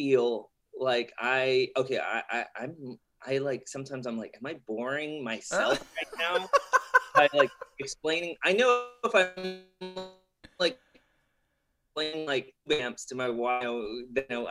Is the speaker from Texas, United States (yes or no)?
yes; La Porte, Texas, United States; So I grew up in La Porte, and that's like a, you know, a coastal type of port village, yeah. You know, east, southeast of Houston